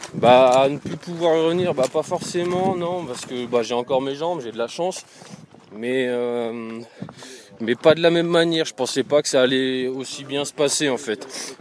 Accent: Alsace, Grand Est, France; moved away; Moi, à la base, je viens d'Alsace

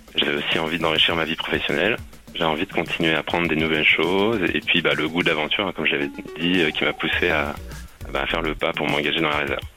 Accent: Brittany, France; je suis breton

